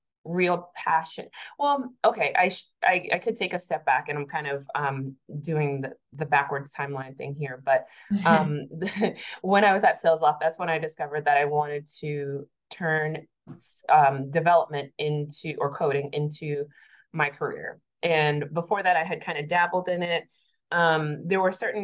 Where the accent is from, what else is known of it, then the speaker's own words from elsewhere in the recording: Massachusetts, United States; moved away as an adult; now in Atlanta, United States; I'm originally from Massachusetts. I moved to Atlanta in 2019